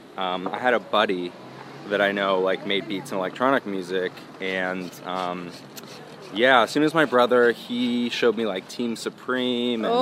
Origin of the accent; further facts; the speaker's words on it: Portola Valley, California, United States; also born or lived in Seattle, Washington; I grew up in a place called Portola Valley